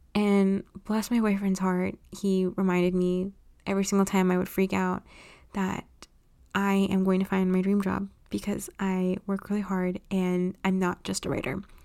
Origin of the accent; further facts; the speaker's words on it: Los Angeles, California, United States; I was born and raised in Los Angeles, California.